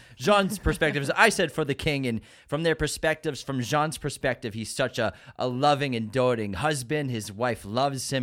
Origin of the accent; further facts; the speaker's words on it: Boston, Massachusetts, United States; we're from Boston